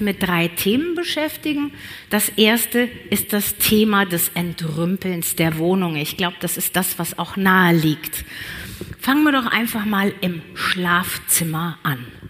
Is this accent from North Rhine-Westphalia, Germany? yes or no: yes; Cologne, North Rhine-Westphalia, Germany; moved away as an adult; now in Allgäu, Germany; Ich bin nämlich echt köln durch und durch